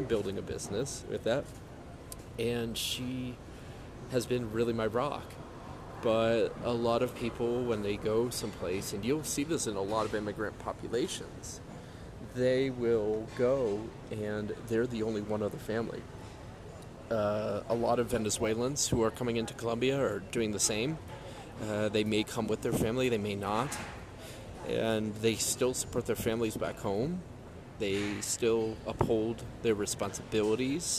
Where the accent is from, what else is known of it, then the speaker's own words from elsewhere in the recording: United States; first language English; moved away; And I'm an American citizen.